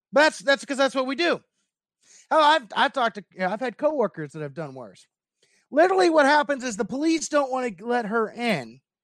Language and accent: English; Louisville, Kentucky, United States; my birth city is Louisville.